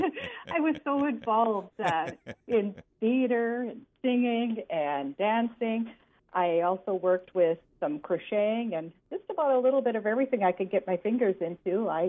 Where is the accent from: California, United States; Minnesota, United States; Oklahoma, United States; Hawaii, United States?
Minnesota, United States; Greenbush; I grew up on a farm by Greenbush.